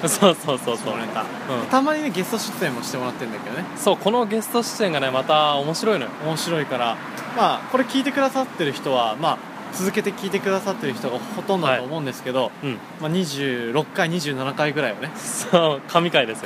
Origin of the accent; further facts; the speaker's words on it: Gifu, Japan; 俺らの岐阜出身なんだけど